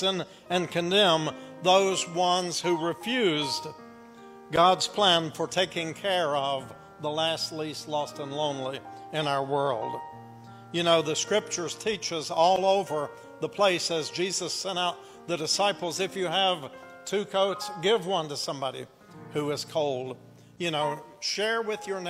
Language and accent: English; Appalachia, United States; accent: Appalachian; also born or lived in Kingsport, Tennessee; here I am speaking Appalachian again